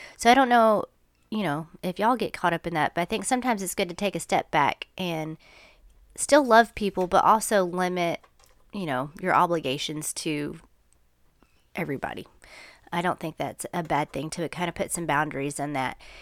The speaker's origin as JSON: {"language": "English", "country": "United States", "said": "I'm American"}